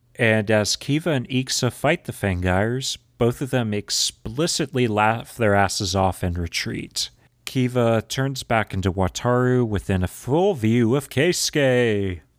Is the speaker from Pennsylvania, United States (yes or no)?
no; Texas, United States; accent: southern drawl; I'm Texan, I have a southern drawl